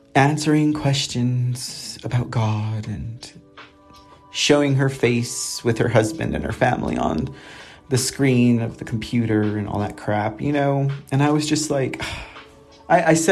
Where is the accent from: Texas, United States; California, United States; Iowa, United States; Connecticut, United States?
Texas, United States; San Antonio; running for city council here in my hometown